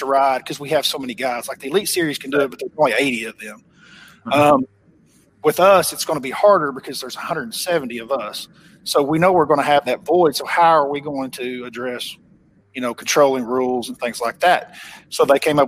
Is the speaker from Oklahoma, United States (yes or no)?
yes; Oklahoma, United States; accent: Oklahoma; my Oklahoma accent's probably a little too thick